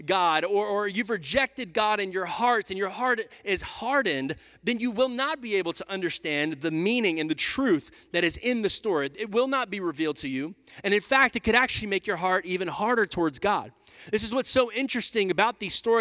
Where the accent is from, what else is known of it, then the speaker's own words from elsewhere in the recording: Texas, United States; moved away as an adult; also born or lived in Oklahoma City, Oklahoma; Me and Lindsay were there for 5 years before we came down back to my hometown here to plant Radical Church.